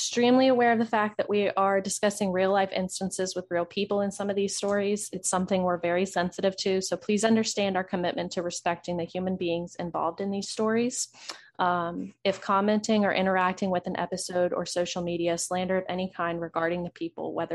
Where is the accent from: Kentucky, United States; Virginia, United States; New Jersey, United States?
Virginia, United States; we're from Virginia. So we are pretty, well, I'm pretty close to the Richmond area.